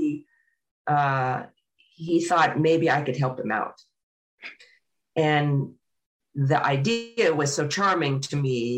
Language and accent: English; Kansas City, United States; I grew up in Kansas City a long time ago